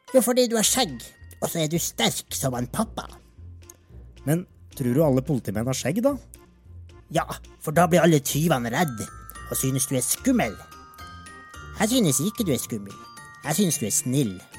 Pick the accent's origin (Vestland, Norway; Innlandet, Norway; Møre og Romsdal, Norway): Innlandet, Norway; Alvdal; moved away as an adult; now in Svalbard, Norway; Jeg hadde det som plommen i egget hjemme i Alvdal, og elska livet mitt